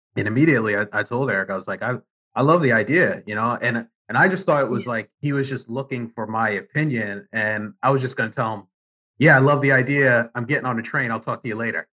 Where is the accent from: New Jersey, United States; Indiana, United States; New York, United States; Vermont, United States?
New Jersey, United States; I'm born and raised in Jersey